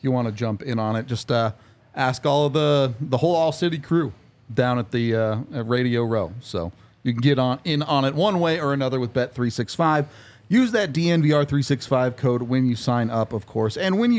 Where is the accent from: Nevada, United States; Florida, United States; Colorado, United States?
Colorado, United States; Lakewood; I grew up in Lakewood